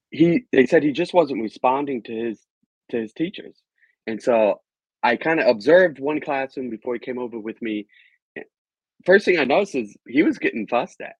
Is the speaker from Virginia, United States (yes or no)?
yes; Virginia, United States; Well, I am an American, I was born and raised in Virginia